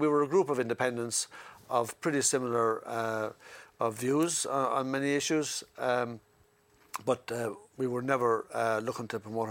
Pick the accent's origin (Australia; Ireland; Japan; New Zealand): Ireland; Wexford, Leinster; got elected from Ireland South. I'm from Wexford.